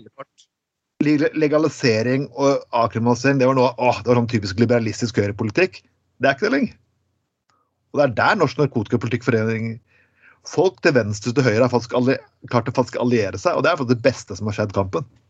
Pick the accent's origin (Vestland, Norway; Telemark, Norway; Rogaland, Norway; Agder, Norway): Telemark, Norway; Jeg er fra Telemark, og det er nok konservativt i Grenland